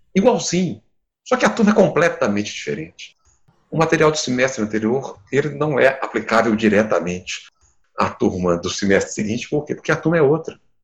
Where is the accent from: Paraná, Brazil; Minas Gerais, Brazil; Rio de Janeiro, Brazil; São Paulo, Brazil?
Minas Gerais, Brazil; Campo das Vertentes; sou do, do campo das vertentes, aqui de Minas, não sou de Belo Horizonte